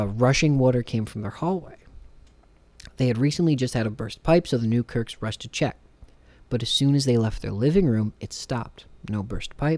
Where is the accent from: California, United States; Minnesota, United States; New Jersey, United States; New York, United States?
New Jersey, United States; I'm from Jersey